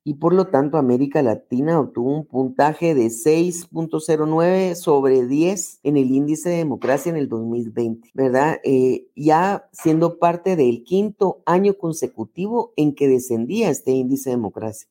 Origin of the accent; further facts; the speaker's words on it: Guatemala; soy guatemalteca